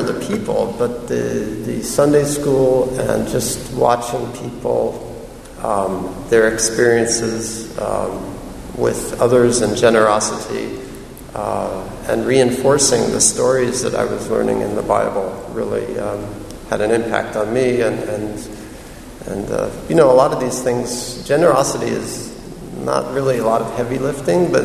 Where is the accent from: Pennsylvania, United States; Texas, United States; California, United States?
California, United States; Malibu; I grew up in Malibu, California